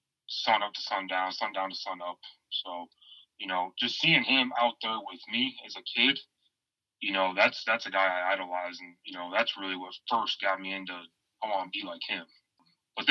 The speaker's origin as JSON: {"language": "English", "town": "Morris", "region": "Illinois", "country": "United States", "tie": "born or raised there", "also_born_or_lived": "New Haven, Connecticut", "moved": "as an adult", "lives_now": "Lake Charles, United States", "said": "I'm from up north, so I'm from this great state of Illinois. I grew up in Morris, Illinois"}